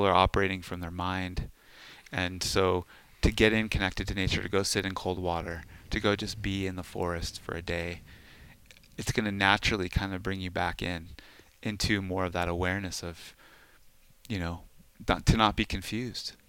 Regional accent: Southern California, United States; moved away as an adult; also born or lived in Los Angeles / Flagstaff; now in Sedona, United States; growing up in Southern California

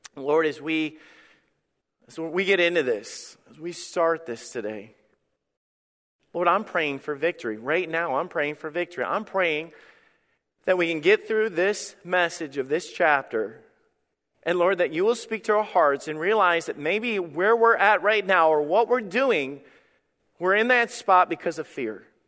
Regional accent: Alabama, United States; when I was a kid, I grew up in Alabama

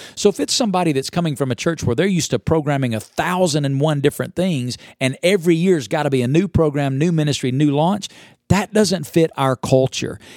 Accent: Alabama, United States; now in Las Vegas, United States; I grew up in Alabama. I now live in Las Vegas, Nevada.

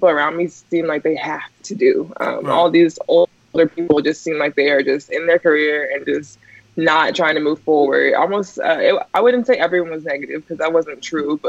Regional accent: Texas, United States; now in San Antonio, United States; I'm from Texas. Just San Antonio is its own little place in Texas

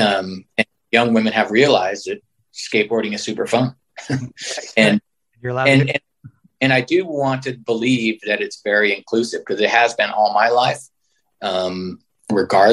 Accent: San Francisco, California, United States; growing up in San Francisco

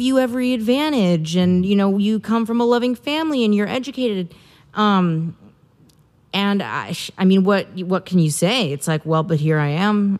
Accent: Midwest, United States; I'm a woman and I'm from the Midwest

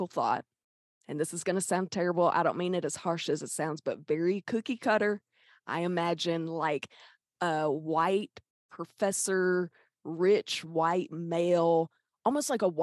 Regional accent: Pine Bluff, Arkansas, United States; I'm from Pine Bluff.

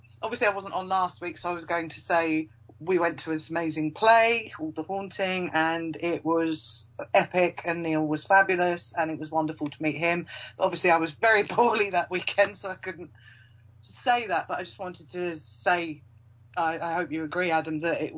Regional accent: Yorkshire and the Humber, United Kingdom; I should really, because obviously I'm from Yorkshire, and it was 1984.

